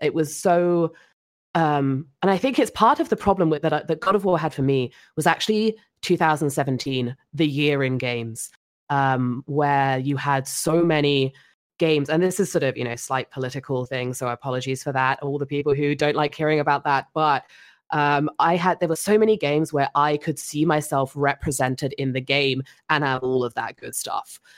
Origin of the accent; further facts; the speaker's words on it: England, United Kingdom; being English